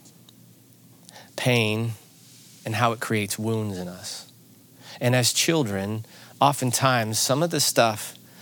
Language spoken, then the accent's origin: English; Granite City, Illinois, United States; I grew up in Granite City, Illinois, which is right across the river from St. Louis